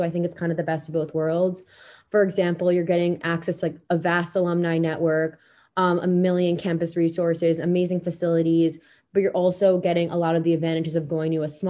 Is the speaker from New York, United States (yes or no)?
yes; Long Island, New York, United States; I'm from Long Island, New York. I was dorm 2017. I'm currently a freshman at Duke University studying economics with a double minor in stat and comp sci.